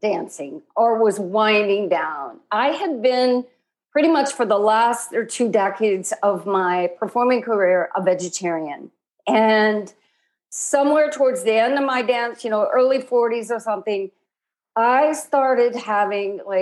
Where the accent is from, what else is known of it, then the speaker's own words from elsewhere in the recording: Midwest, United States; I grew up in the Midwest